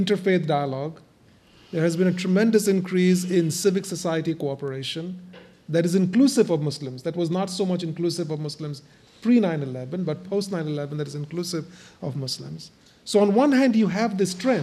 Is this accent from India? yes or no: yes; India; now in United States; I come from India, and I've lived as a religious minority all my life, in India and now in the US.